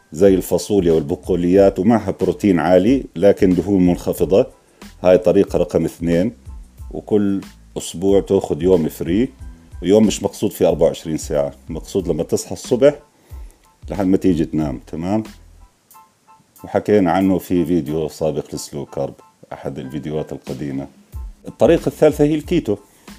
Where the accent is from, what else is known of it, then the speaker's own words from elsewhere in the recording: Jordan; إحنا عندنا في الأردن